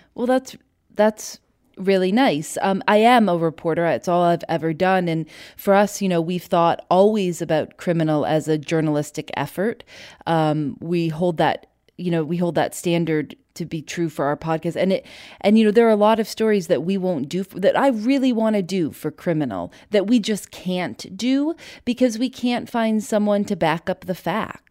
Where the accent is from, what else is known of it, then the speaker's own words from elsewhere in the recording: Chicago, Illinois, United States; now in Durham, United States; I'm from Chicago